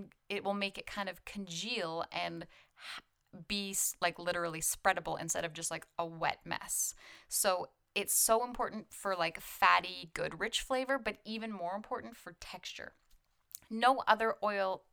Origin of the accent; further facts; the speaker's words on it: Canada; I'm Canadian